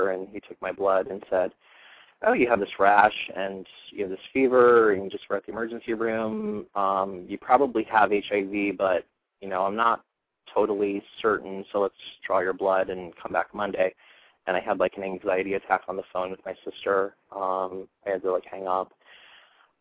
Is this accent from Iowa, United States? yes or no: yes; Iowa, United States; also born or lived in Philadelphia suburbs; now in Philadelphia, United States; I moved to the suburbs from Iowa originally. That's where I grew up.